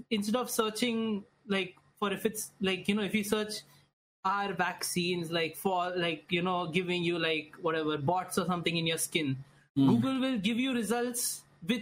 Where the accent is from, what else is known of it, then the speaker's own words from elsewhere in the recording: India; accent: Indian; it's pretty obvious I'm Indian because of the accent and everything